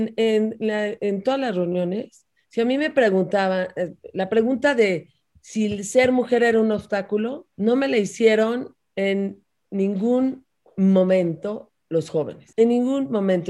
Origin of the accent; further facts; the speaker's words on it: Mexico; Yo soy una mexicana demócrata defensora del Estado de Derecho